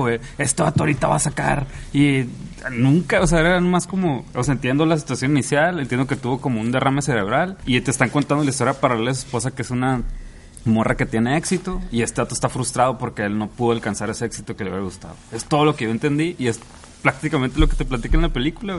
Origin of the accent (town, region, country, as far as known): Mexico